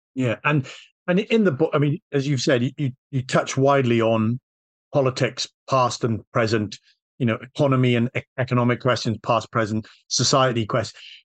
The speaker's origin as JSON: {"language": "English", "region": "Wales", "country": "United Kingdom", "said": "I'm Welsh"}